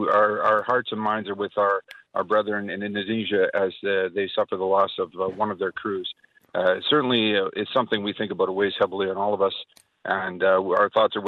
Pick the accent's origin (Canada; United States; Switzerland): Canada; moved away as an adult; now in Australia; My accent hasn't developed yet. I'm a very new Australian, a proud Australian. I served with the Canadian Armed Forces and was a submarine commander in Canada